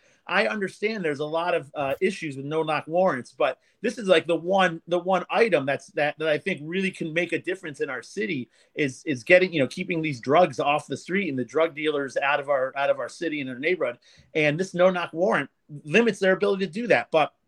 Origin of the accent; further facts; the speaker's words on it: Saratoga Springs, New York, United States; I growing up in Saratoga, honest to God, I never saw anything worse than marijuana.